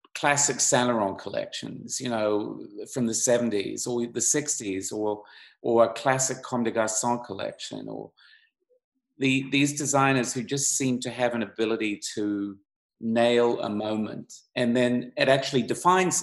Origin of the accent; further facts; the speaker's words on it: Auckland, New Zealand; I grew up in Auckland, New Zealand